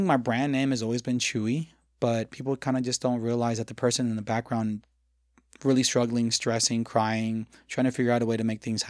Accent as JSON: {"language": "English", "region": "the South", "country": "United States", "tie": "born or raised there", "said": "growing up in the South, being named …, or in this case, …, was kind of hard, you know? So I grew up really embarrassed of my name."}